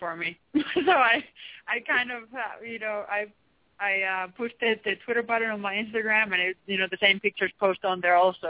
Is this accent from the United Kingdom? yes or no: no; Finland; English is a second language; moved away as an adult; now in United States; being from Finland.